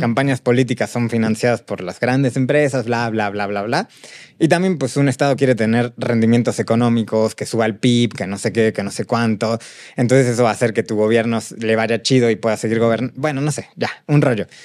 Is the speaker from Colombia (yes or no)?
no; Mexico City, Mexico; crecimos aquí en Ciudad de México